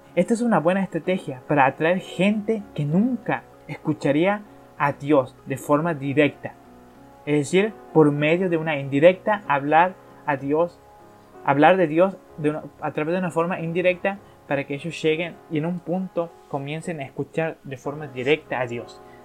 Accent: Argentina; Yo soy de Argentina

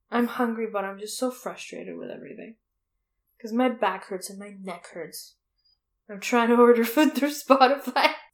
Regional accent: Toronto, Ontario, Canada; moved away; I'm from Toronto

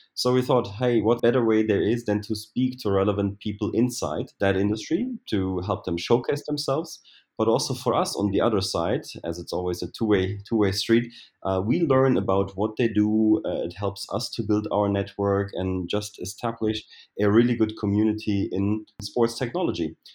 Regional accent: Germany; also born or lived in Berlin; I'm from Germany, and I live in Berlin

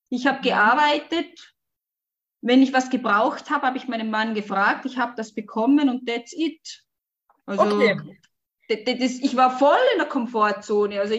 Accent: Switzerland; Wir hatten eine ich bin in der Schweiz aufgewachsen. Wir hatten eine kleine Mietwohnung.

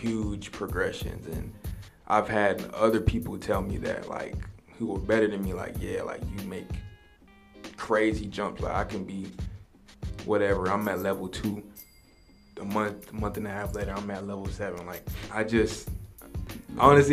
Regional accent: Marietta, Georgia, United States; also born or lived in Long Island, New York; I was raised in Marietta, so pretty much, you know, Cobb County

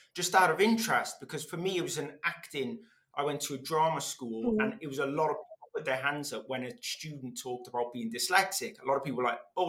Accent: Wales, United Kingdom; first language Welsh; English is a second language; I learned English through the medium of Welsh, and I couldn't speak either language very well

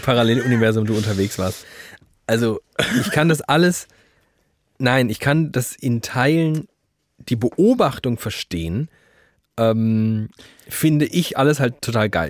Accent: Frankfurt am Main, Hesse, Germany; geboren in Frankfurt am Main, inzwischen wohnhaft in Frankfurt am Main

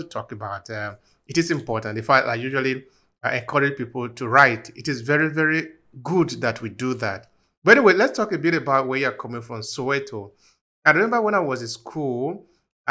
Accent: Nigeria; we in Nigeria, we were feeling the pain

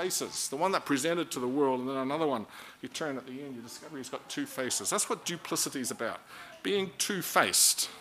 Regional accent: Auckland, New Zealand; moved away as an adult; also born or lived in Dunedin; now in Christchurch, New Zealand; I'm from Auckland

